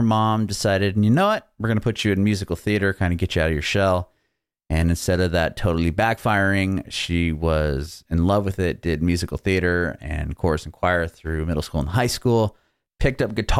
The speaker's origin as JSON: {"language": "English", "region": "Southern California", "country": "United States", "tie": "born or raised there", "also_born_or_lived": "San Ramon, California / Walnut Creek, California", "moved": "as an adult", "said": "I'm from Southern California. I don't live there now, but I'm born and raised California up until about a year ago."}